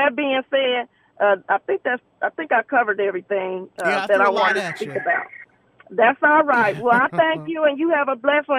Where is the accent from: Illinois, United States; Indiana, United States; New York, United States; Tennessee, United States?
Indiana, United States; Muncie; now in Indianapolis, United States; I'm originally from Muncie, Indiana.